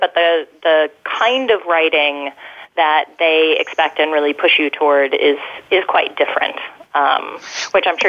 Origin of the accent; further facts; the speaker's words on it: Colorado, United States; I'm from Colorado